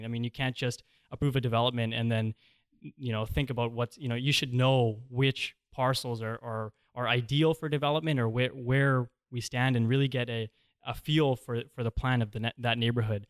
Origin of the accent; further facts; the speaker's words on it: Squamish, British Columbia, Canada; growing up in Squamish and having a very diverse friend group